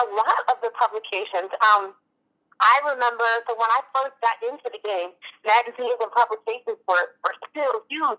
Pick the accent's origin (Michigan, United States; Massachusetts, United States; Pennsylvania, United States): Michigan, United States; I'm from Michigan